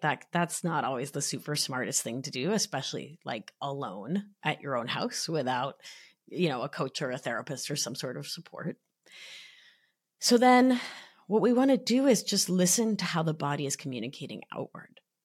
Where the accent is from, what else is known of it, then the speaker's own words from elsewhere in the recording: Argentina; now in New York, United States; I'm from Argentina